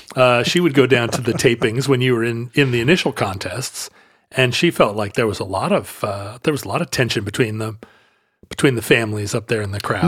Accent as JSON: {"language": "English", "town": "Seattle", "region": "Washington", "country": "United States", "said": "I'm from Seattle"}